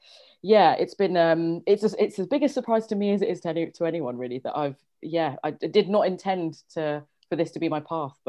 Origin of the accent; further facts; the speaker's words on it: London, United Kingdom; I grew up in Northwest London, like many of us did.